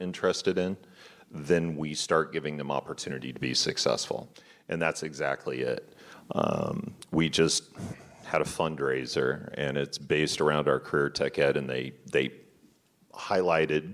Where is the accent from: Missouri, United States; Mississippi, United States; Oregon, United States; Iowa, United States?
Missouri, United States; Kansas City; I grew up in Kansas City, taught urban school kids